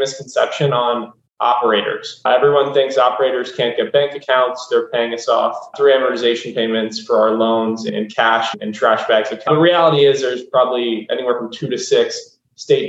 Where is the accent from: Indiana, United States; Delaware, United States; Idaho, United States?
Delaware, United States; moved away as an adult; also born or lived in Chicago; now in Miami, United States; born and raised in Delaware